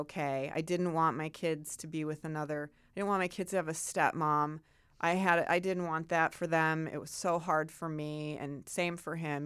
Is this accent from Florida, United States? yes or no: no; Chicago, Illinois, United States; moved away as an adult; also born or lived in Santa Barbara, California / Northern California / New York; now in California, United States; I grew up in the Midwest